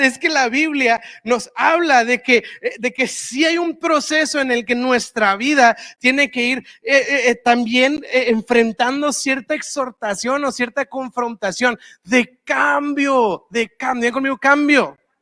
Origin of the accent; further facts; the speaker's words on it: Monterrey, Nuevo León, Mexico; yo soy de Monterrey, ya sabes, y pues acá en Monterrey tenemos todo